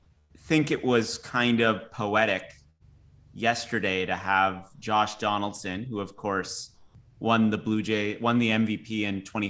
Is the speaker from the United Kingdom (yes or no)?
no; Toronto, Ontario, Canada; we're from Toronto